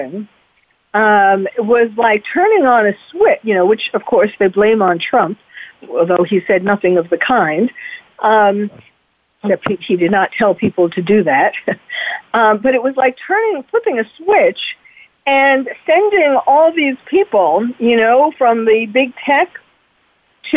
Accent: New York, United States; moved away; I'm from New York originally, and when I used to live in New York

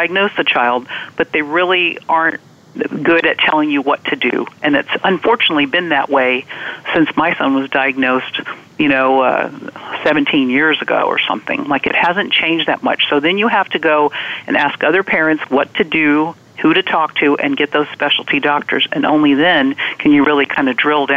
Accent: Virginia, United States; I'm from Virginia

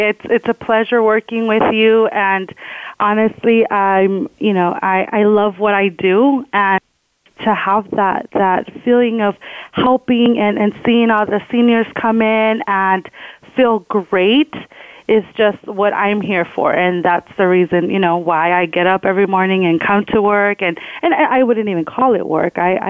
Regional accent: California, United States; I'm from California

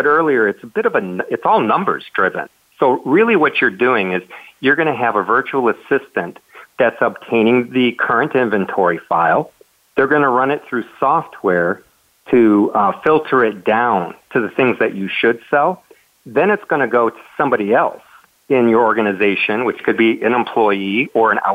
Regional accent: Michigan, United States; moved away as an adult; also born or lived in Las Vegas, Nevada; now in Puerto Rico; I'm from Michigan, and so basically I grew up never wanting to see snow again

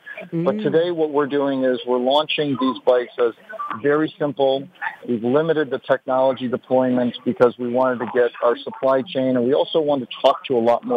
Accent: Detroit, Michigan, United States; Growing up in Detroit, I grew up tinkering with cars and other things.

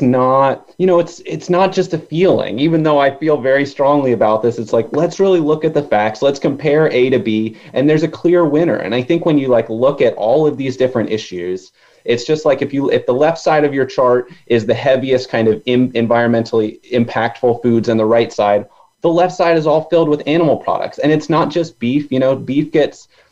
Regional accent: Virginia, United States; I grew up in Virginia, so I was very close to it.

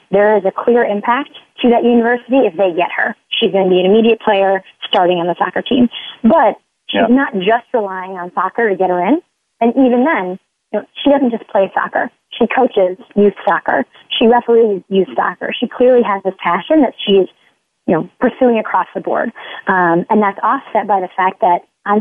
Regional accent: Midwest, United States; I'm from the Midwest

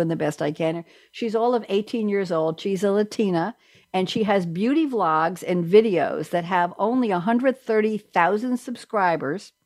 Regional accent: New York, United States; I'm a New Yorker

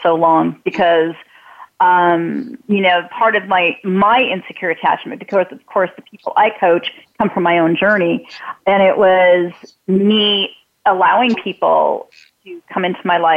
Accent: California, United States; also born or lived in Wisconsin / Hawthorne, California; we moved to California. I'm originally from Wisconsin. I was 2 years old.

